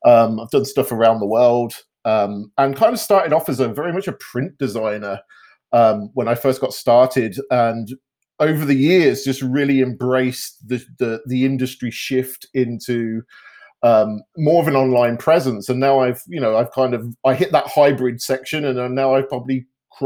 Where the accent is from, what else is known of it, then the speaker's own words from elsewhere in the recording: United Kingdom; moved away as an adult; now in Canada; I grew up in the UK and moved over to Canada when I was just before I was 28.